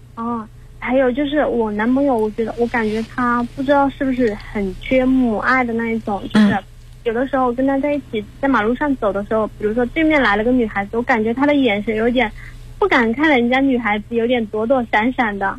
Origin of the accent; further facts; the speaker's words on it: Hubei, China; 因为他是四川的，我是湖北的